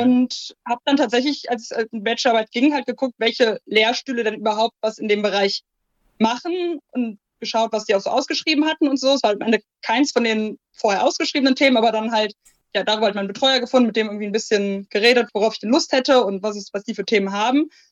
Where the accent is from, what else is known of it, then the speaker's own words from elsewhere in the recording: Ruhr area, North Rhine-Westphalia, Germany; also born or lived in Aachen; now in Duisburg, Germany; ich komme halt auch ursprünglich eher hier aus der Ecke.